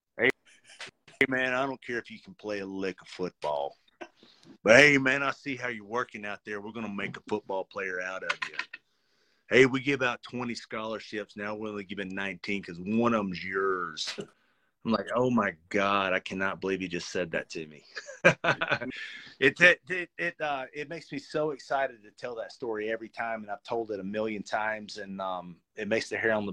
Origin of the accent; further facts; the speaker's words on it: Florence, Alabama, United States; also born or lived in Denver; I went to the University of North Alabama, UNA, which is in my hometown of Florence